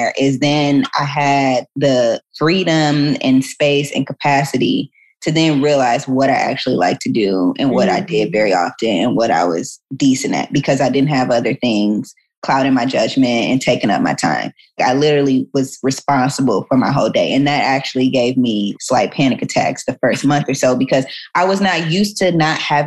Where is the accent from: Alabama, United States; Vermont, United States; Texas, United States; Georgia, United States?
Georgia, United States; Atlanta; moved away as an adult; also born or lived in Chicago / New York / Washington, District of Columbia, United States / Paris; now in Los Angeles, United States; I'm from Atlanta